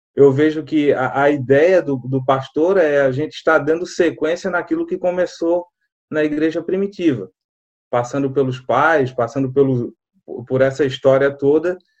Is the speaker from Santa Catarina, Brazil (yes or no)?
yes; Florianópolis, Santa Catarina, Brazil; eu sou manezinho de Floripa, manezinho da ilha, na verdade, né? Nasci na, na Carmela Dutra